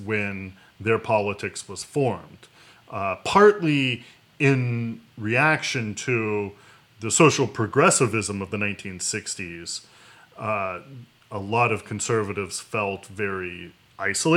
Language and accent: English; West Virginia, United States; my home state, a lot of people worked in coal mining